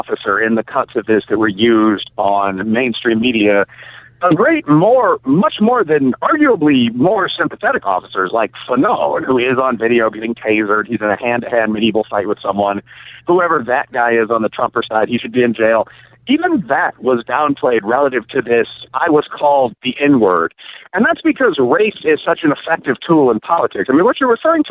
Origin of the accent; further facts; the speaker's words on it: Chicago, Illinois, United States; moved away; also born or lived in Kentucky; I'm from the South Side of Chicago